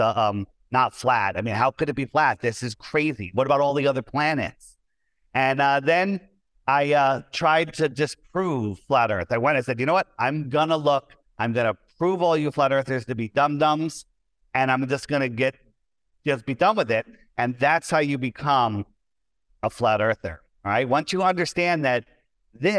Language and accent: English; East Coast of the United States, United States; I was born on the East Coast of the United States